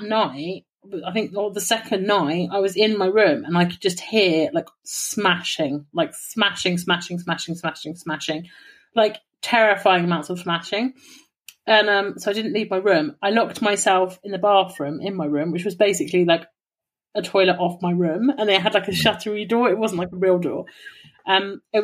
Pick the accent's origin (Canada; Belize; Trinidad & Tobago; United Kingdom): United Kingdom; England; I'm from England.